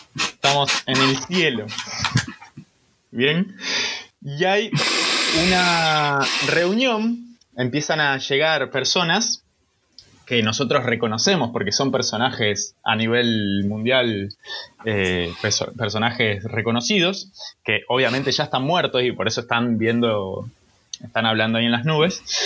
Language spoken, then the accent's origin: Spanish; Rosario, Santa Fe, Argentina; somos de Rosario o no somos de Rosario